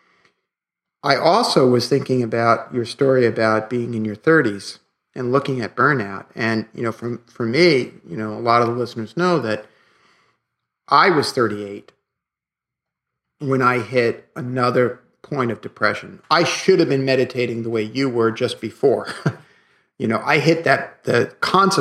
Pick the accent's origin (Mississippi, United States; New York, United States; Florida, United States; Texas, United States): New York, United States; New York City; growing up in Brooklyn